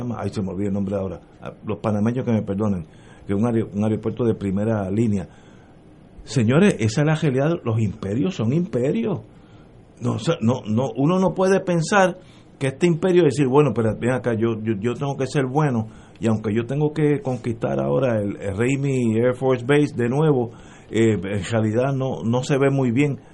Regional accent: Puerto Rico; Como puertorriqueño

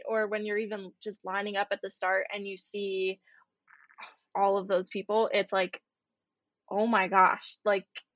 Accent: United States; as an American

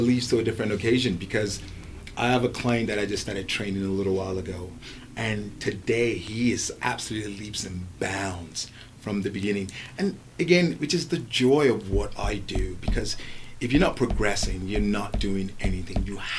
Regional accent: Lagos, Nigeria; now in England, United Kingdom; I remember growing up in Nigeria before I moved to England. I was always very, very athletic, especially playing sports against local streets in Lagos and whatnot.

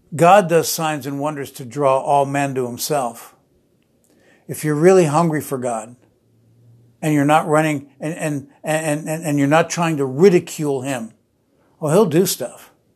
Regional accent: New Jersey, United States; I grew up in New Jersey

